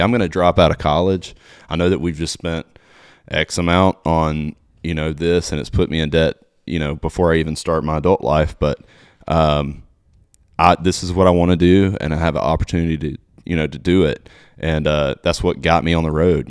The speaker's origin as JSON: {"language": "English", "town": "Mobile", "region": "Alabama", "country": "United States", "tie": "born or raised there", "moved": "as an adult", "lives_now": "Nashville, United States", "said": "Mobile, Alabama, my hometown"}